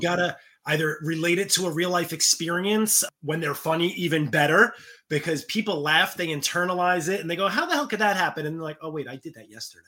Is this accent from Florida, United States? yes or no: no; New York, United States; growing up in New York